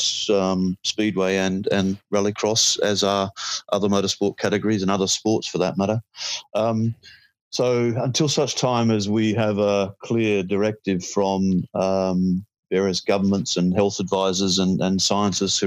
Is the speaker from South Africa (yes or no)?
no; Australia; As an Aussie